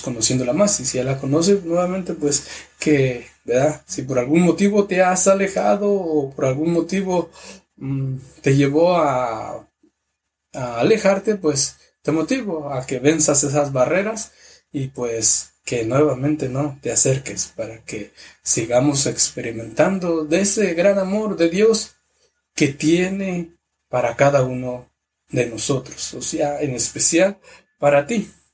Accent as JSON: {"language": "Spanish", "country": "Mexico", "moved": "yes", "said": "la parroquia de mi pueblo que se llama San, Francisco de Asís, que es de Cherá"}